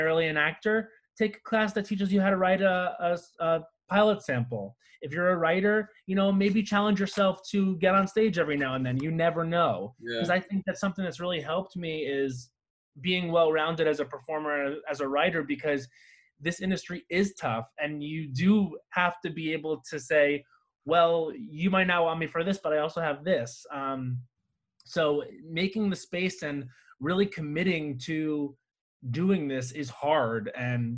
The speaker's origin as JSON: {"language": "English", "area": "Long Island", "region": "New York", "country": "United States", "tie": "born or raised there", "moved": "as an adult", "lives_now": "Los Angeles, United States", "said": "when I graduated high school, I was moving from Long Island to New York City"}